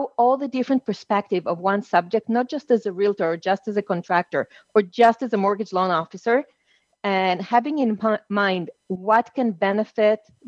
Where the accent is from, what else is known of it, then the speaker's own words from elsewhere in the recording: Israel; also born or lived in Argentina / Mexico; I was born in Argentina, but raised in Israel.